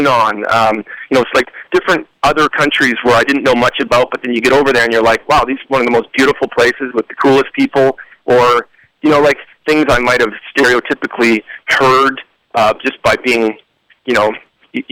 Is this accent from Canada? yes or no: yes; Canada; moved away as an adult; now in United States; as a Canadian growing up in Canada